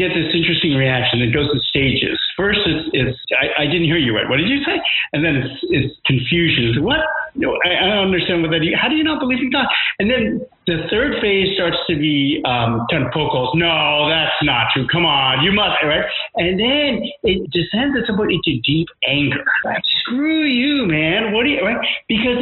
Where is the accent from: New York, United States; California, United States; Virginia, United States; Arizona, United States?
New York, United States; moved away; also born or lived in India; I'm an Indian growing up in New York